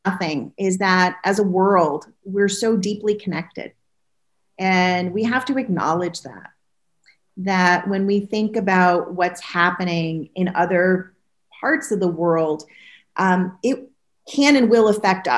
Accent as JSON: {"language": "English", "region": "New England", "country": "United States", "tie": "born or raised there", "also_born_or_lived": "California", "moved": "as an adult", "said": "My husband and I are New Englanders by birth. You know, we both spent the first 25 years on the East Coast, 15 out in California"}